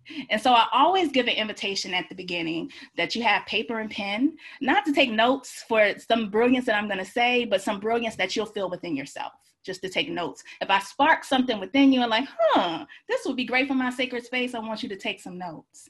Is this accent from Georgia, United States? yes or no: yes; Georgia, United States; now in Washington, DC, United States; I live in DC, but I'm from Georgia